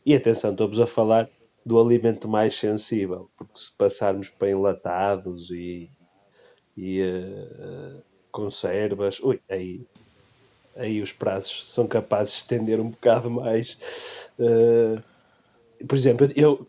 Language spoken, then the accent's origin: Portuguese; Leça da Palmeira, Norte, Portugal; sou de Leça da Palmeira